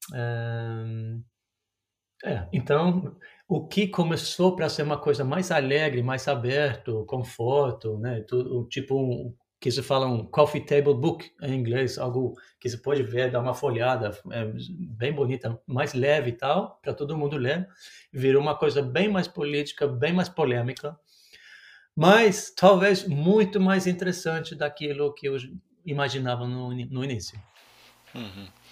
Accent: Norway; Portuguese is a second language; also born or lived in Brazil; como a gente costuma falar aqui na Noruega

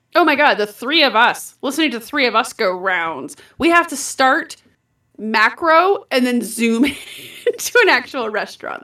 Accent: Colorado, United States; I say this as a native Coloradan

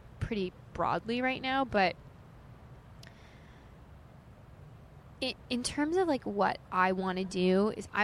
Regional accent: Knowlton, New Jersey, United States; now in New York, United States; I grew up in Warren County, New Jersey. So, Knowlton, New Jersey. It's, like, very country.

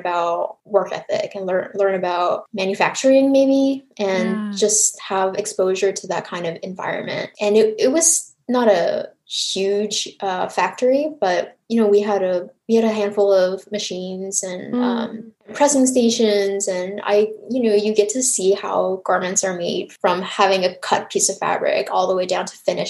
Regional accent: Montreal, Quebec, Canada; also born or lived in Taiwan; now in United States; my family moved from Taiwan to Canada when I was 5. Hmm. So when I was younger, my parents were working in the garment manufacturing industry in Montreal.

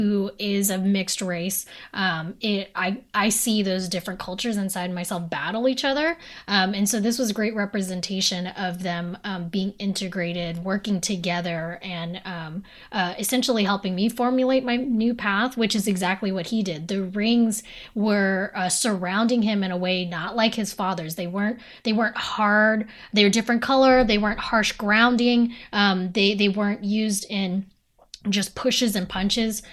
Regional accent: United States; as Filipino Americans specifically, um, we were raised in a community that was so colonized

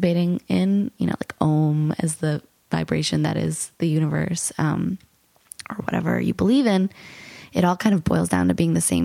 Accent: New York, United States; I say I'm from New York

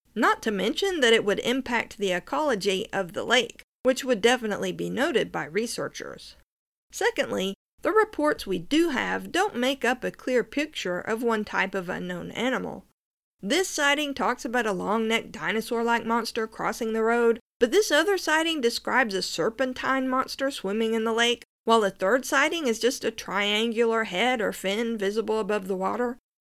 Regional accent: Norris Lake, Tennessee, United States; I grew up near Norris Lake, which was formed in the nineteen thirties when the Clinch River was dammed

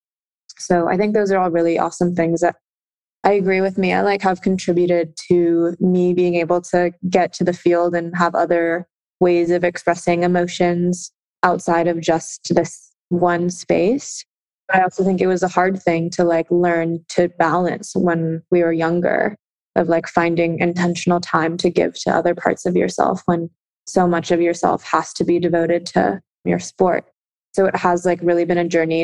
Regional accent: Alameda, California, United States; moved away as an adult; my hometown in Alameda

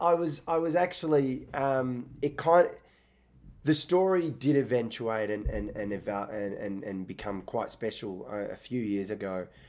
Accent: Australia; accent: Australian; also born or lived in Iraq; I grew up partly in Australia.

